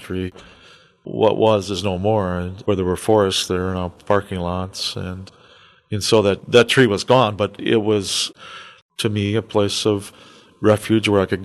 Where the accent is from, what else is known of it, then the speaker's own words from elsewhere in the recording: Eau Claire, Wisconsin, United States; As a young boy, I grew up in Eau Claire